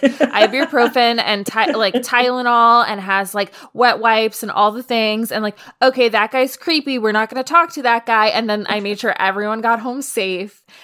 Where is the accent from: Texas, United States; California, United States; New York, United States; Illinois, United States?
New York, United States; New York City; moved away; I grew up in New York